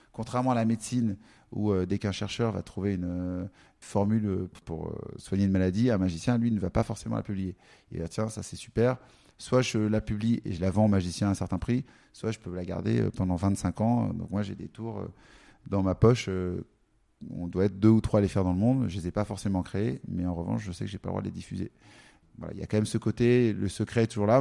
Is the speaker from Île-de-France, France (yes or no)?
yes; Paris, Île-de-France, France; J'allais dans un, un, café à Paris qu'on connaît bien quand on est parisien